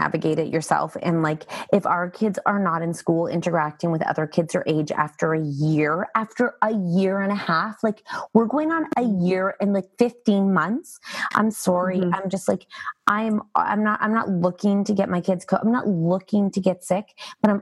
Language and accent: English; Canada